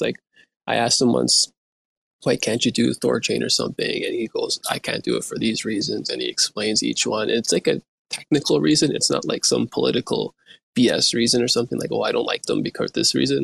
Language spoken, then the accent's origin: English; Turkey; now in Canada; I'm from Turkey, right? I live in Canada right now